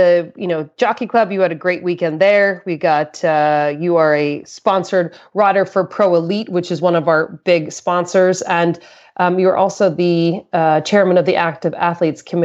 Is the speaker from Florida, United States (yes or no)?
no; Boston, Massachusetts, United States; moved away; It is my hometown. I mean, I went to university about four blocks from there, and my mom used to live about two blocks from there. And I was born in the next town over.